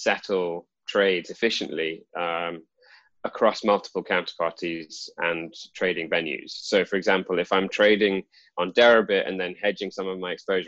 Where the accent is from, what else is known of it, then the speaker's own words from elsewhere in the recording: United Kingdom; also born or lived in London; I grew up in the UK